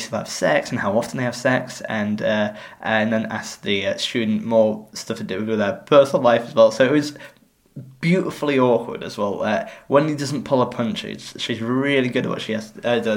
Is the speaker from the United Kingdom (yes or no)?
yes; England, United Kingdom; as an English person